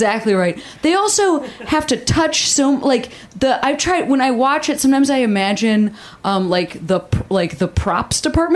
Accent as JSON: {"language": "English", "region": "Illinois", "country": "United States", "tie": "born or raised there", "moved": "yes", "said": "I'm from Illinois."}